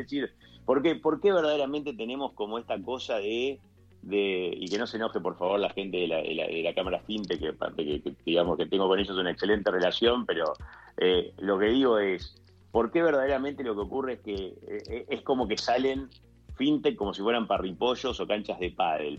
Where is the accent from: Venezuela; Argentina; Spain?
Argentina; Colón, Entre Ríos; soy entrerriano de, la, costa del río Uruguay, de Colón, Entre Ríos